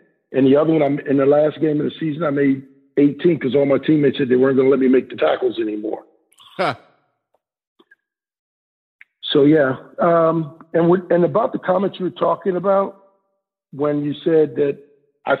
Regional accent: Cleveland, Ohio, United States; I'm from Cleveland

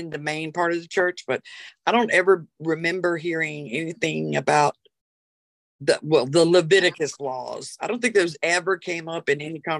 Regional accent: Rock Hill, South Carolina, United States; I was raised in Rock Hill, South Carolina. Back when I was raised, it was about this big. And I was raised in a Southern Baptist church. Um, I left the church at 10

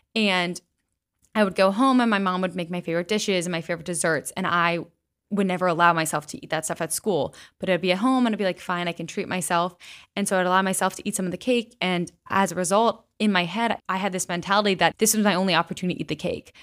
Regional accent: West Chester, Pennsylvania, United States; I grew up in Westchester, Pennsylvania

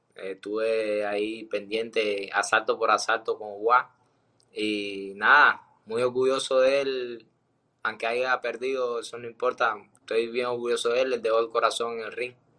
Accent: Cuba; moved away; salí de Cuba

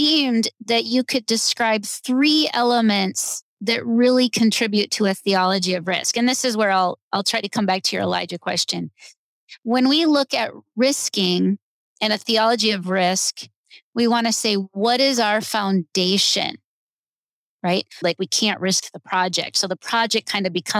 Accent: United States; I'm an American

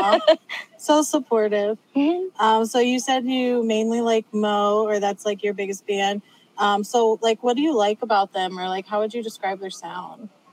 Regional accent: United States; I'm from the Quad Cities

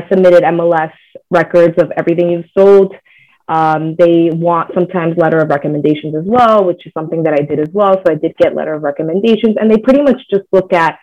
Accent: United States; first language Spanish; English is a second language; Spanish was actually my first language, even though I was born here. But I grew up in the household speaking Spanish, so I was an ESL when I was a kid

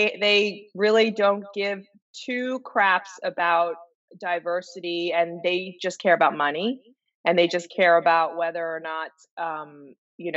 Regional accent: New York City, New York, United States; I was born here in New York City

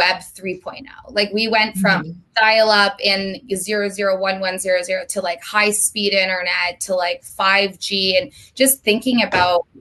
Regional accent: Vermont, United States; moved away as an adult; now in Los Angeles, United States; I'm from Vermont. I don't know if we touched on that, but I lived in Vermont my entire life up until 3 months ago when I moved to LA on April 1st

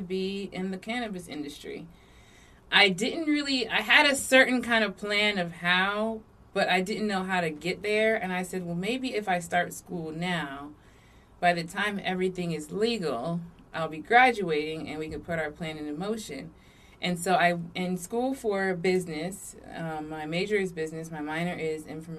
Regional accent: Virginia Beach, Virginia, United States; was born here in Virginia Beach. I feel like I'm like one of the last Virginia Beach natives

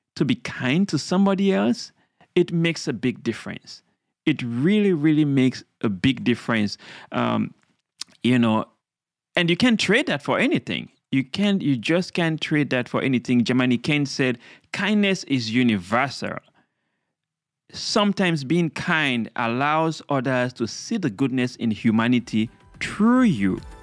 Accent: Sierra Leone; now in United States; I'm from Sierra Leone, a beautiful country in West Africa, uh, a young boy growing up

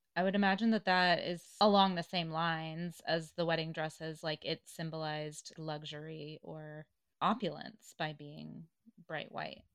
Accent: the South, United States; Growing up in the South, I went to the University of Tennessee

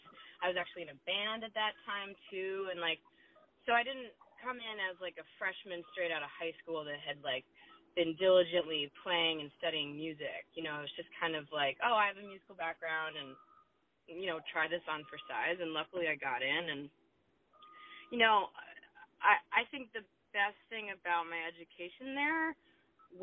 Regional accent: Williamsport, Pennsylvania, United States; moved away as an adult; also born or lived in Boston; now in Los Angeles, United States; It's a smaller city called Williamsport, Pennsylvania

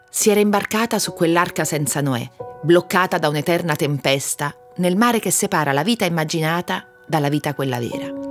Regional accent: Campobasso, Molise, Italy; moved away as an adult; also born or lived in Perugia; now in Rome, Italy; Sono nata a Campobasso

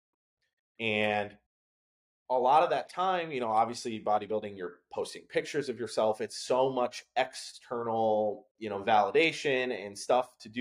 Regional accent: Wisconsin, United States; now in New Haven, United States; I'm from Wisconsin, I mentioned that, but like small town, one grocery store in the whole like county kind of thing

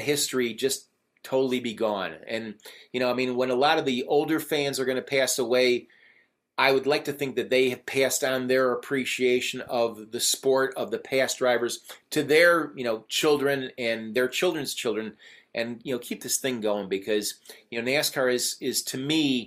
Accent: Chicago, Illinois, United States; I'm from Chicago

